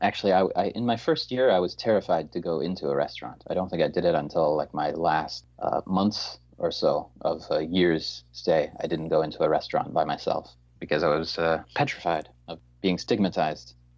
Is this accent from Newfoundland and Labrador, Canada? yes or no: yes; Newfoundland and Labrador, Canada; also born or lived in Montreal; now in South Korea; Newfoundland, uh, which is where I'm from